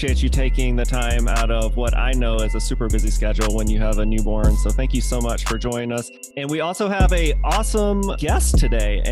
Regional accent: Mississippi, United States; moved away as an adult; now in Atlanta, United States; I am originally from Mississippi and then I moved to Atlanta about 12 years ago or so

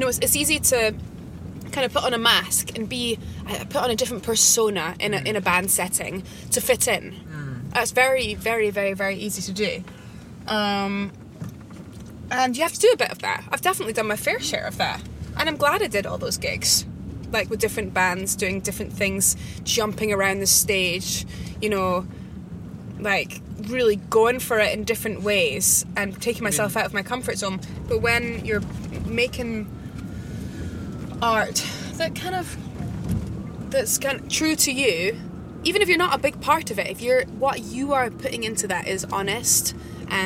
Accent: Edinburgh, Scotland, United Kingdom; also born or lived in Isle of Eigg, Scotland; I was born in Edinburgh in Scotland and grew up between Edinburgh and a wee island off the west coast of Scotland called the Isle of Egg

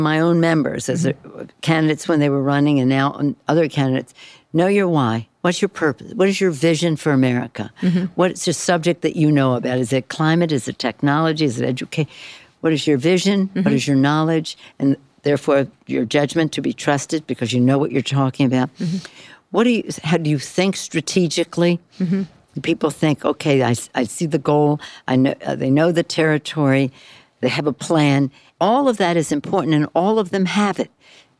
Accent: California, United States; I hardly ever wear it because I'm from California. I don't really wear a coat.

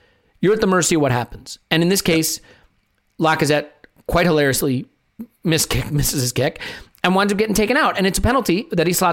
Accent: United States; being an American living in America as

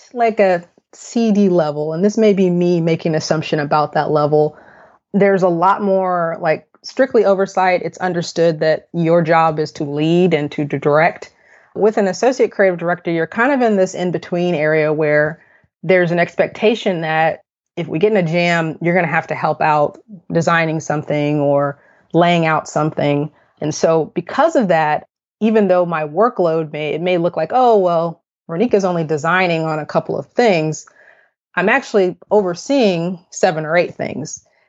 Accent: Austin, Texas, United States; moved away as an adult; also born or lived in Fort Worth, Texas; now in Dallas, United States; I'm from Austin, which is about 3 hours south of Dallas.

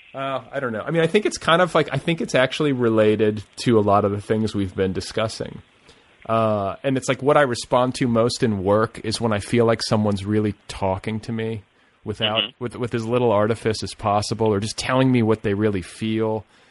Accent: Indiana, United States; I'm from Indiana

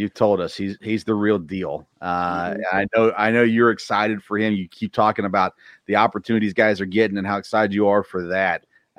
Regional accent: Murfreesboro, Tennessee, United States; I grew up in Murfreesboro, just south of Smyrna.

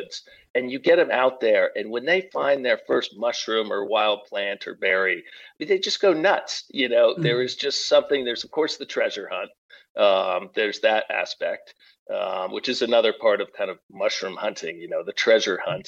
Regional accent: New England, United States; moved away as an adult; now in Pacific Northwest, United States; I grew up in New England

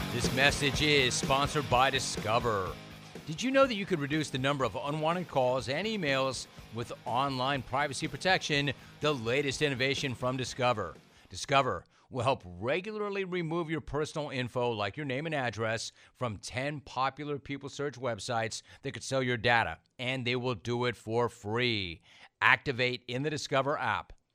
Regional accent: Los Angeles, California, United States; I, I grew up in Los Angeles

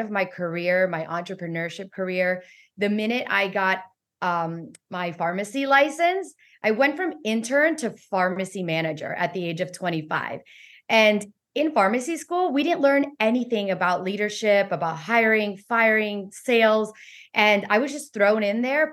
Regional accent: Weston, Florida, United States; also born or lived in Miami, Florida; I was born in in Miami, Florida, raised in Weston, Florida

